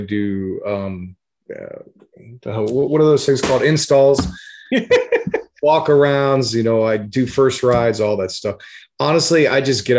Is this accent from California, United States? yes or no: no; Denver, Colorado, United States; I grew up in Denver